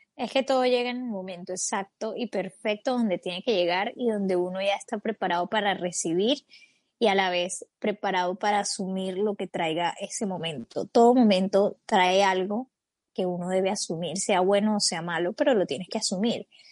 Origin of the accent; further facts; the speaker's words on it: Colombia; tengo 27 años, soy colombiana